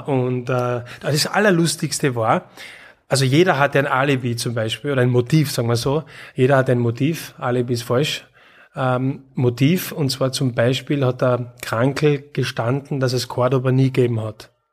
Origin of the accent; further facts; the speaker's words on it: Graz, Styria, Austria; Ich bin in Graz aufgewachsen.